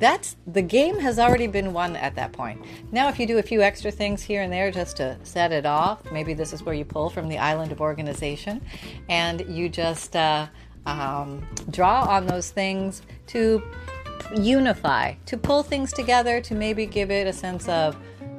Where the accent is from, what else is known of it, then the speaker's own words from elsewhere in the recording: Canada; I was born in Canada